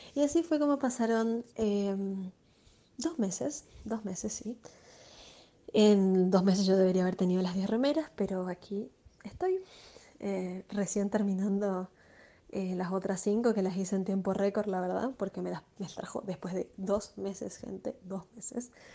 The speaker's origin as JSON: {"language": "Spanish", "region": "Chaco", "country": "Argentina", "moved": "as an adult", "lives_now": "Asunción, Paraguay", "said": "soy chaqueña, argentina"}